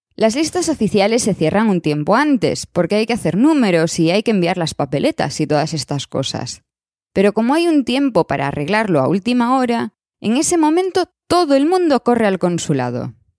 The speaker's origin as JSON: {"language": "Spanish", "country": "Spain", "also_born_or_lived": "Madrid", "moved": "as an adult", "lives_now": "Switzerland", "said": "me fui de España hasta hoy"}